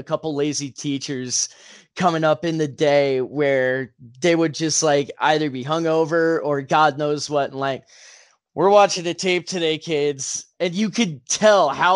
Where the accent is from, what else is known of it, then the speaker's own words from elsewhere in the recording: Las Vegas, Nevada, United States; also born or lived in New York; when I was growing up in Vegas, I want to say like first or second grade